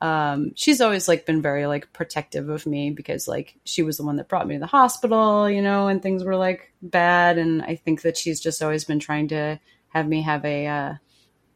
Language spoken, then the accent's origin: English; Long Island, New York, United States; moved away as an adult; So Long Island is like a particularly strange place.